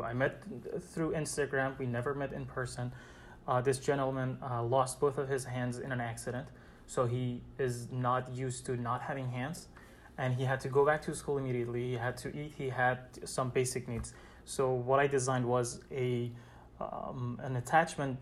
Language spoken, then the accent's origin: English; Iran; moved away as an adult; now in New York City, United States; I'm originally from Iran. I came to the States 5 years ago to continue my study